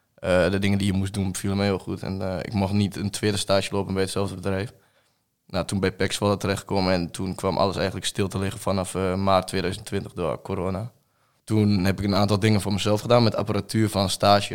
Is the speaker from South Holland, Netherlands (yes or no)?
no; Reutum, Overijssel, Netherlands; Ik ben 21 en ik kom uit Reutem, hier in, niet ver uit de buurt.